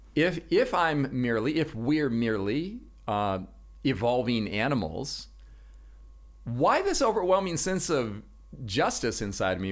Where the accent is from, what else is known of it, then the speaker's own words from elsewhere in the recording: Los Angeles, California, United States; moved away; also born or lived in Washington State; I'm originally from Los Angeles, California. That's where I grew up.